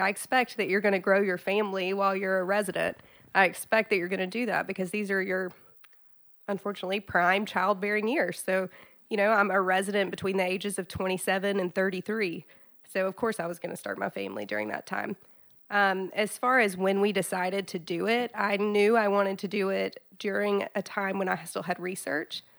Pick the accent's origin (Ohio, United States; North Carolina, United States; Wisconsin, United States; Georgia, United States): Georgia, United States; South; now in Chattanooga, United States; I'm from South Georgia. I grew up in small town South Georgia